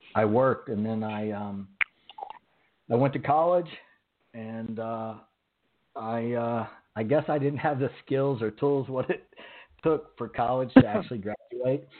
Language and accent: English; Oklahoma, United States; accent: Southern; I was raised in Oklahoma